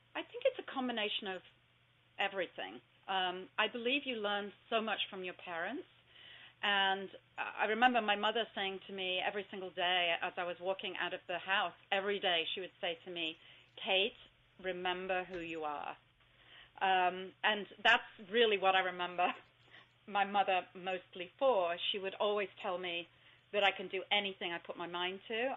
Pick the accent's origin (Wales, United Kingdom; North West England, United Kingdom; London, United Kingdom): North West England, United Kingdom; Southport; moved away; I was born in Southport